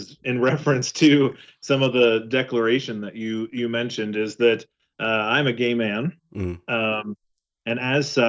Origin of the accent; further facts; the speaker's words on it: Western Kansas, United States; I am from a very small town in Western Kansas.